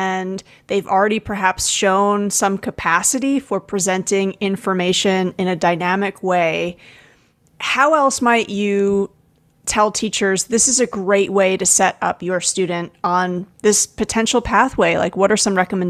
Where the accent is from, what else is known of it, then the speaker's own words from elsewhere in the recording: United States; moved away as an adult; now in Canada; I'm American, but I had to apply to become a permanent resident of Canada.